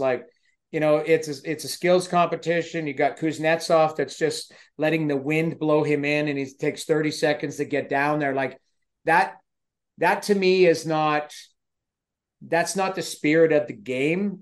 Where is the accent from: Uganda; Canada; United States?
Canada; Edmonton, Alberta; I grew up in Edmonton